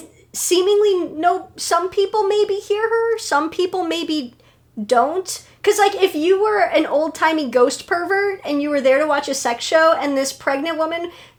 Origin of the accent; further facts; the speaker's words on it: Chicago, Illinois, United States; I, as a Chicagoan, as a predominantly Polish descent